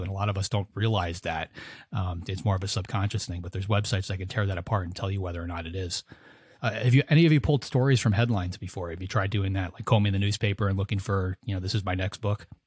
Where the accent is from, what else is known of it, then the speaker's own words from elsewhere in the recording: outside of Chicago, Illinois, United States; I grew up outside of Chicago as a kid